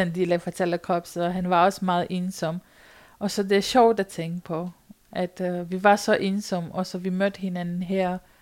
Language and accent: Danish; Romania; Danish is a second language; moved away as an adult; now in Denmark; min barndom, hvor jeg kommer fra Rumænien, og jeg boede på landet